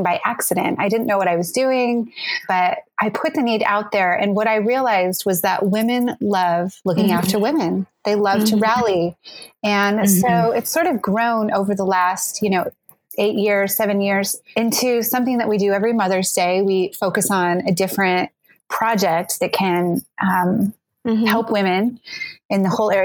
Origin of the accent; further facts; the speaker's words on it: Oregon, United States; moved away as an adult; now in Sydney, Australia; I grew up in Oregon, so I'm American